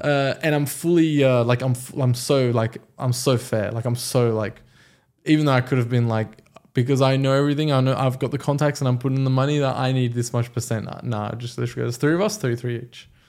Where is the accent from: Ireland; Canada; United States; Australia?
Australia; English is a second language; also born or lived in Iran; my parents moved to Australia when I was five